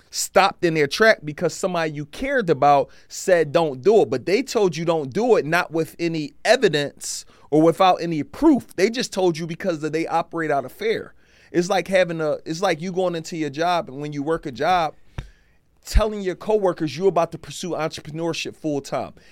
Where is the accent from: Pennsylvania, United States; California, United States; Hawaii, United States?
Pennsylvania, United States; Philadelphia; I'm from Philly